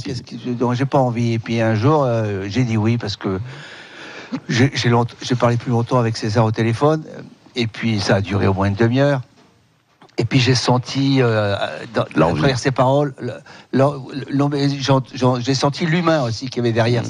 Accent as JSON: {"language": "French", "town": "Morlaix", "region": "Brittany", "country": "France", "tie": "born or raised there", "said": "j'ai grandi à Morlaix aussi"}